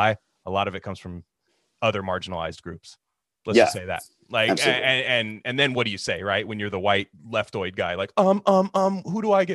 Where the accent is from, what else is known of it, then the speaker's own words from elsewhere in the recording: Bay Area, California, United States; I grew up in the Bay Area